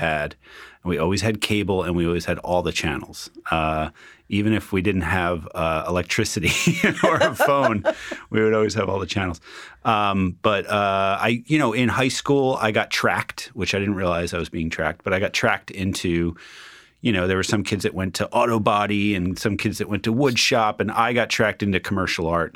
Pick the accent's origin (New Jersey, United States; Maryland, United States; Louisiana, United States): New Jersey, United States; Union; I grew up in Union, New Jersey.